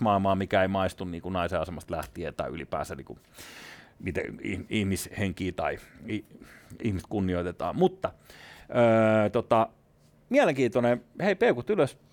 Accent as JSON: {"language": "Finnish", "town": "Espoo", "region": "Uusimaa", "country": "Finland", "tie": "born or raised there", "said": "itse olen kasvanut Espoon Tuomerilassa ja Kirstinmäessä"}